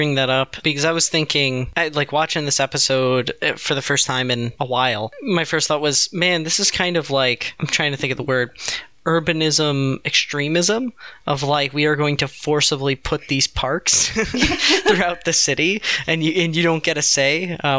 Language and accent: English; United States; It's my right as an American.